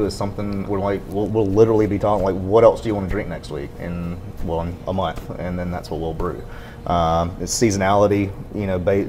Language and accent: English; Alabama, United States; moved away as an adult; also born or lived in San Diego; now in Nashville, United States; growing up in Alabama, 90s and the early 2000s